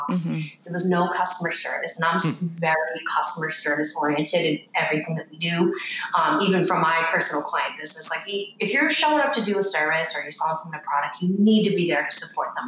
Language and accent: English; Boston, Massachusetts, United States; moved away as an adult; also born or lived in Connecticut; I was from Boston. So that's where my salon was